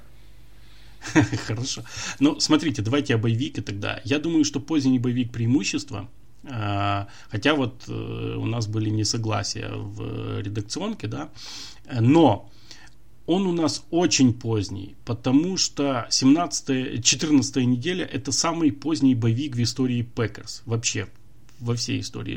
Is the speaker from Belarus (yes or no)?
no; Ukraine; мы из Украины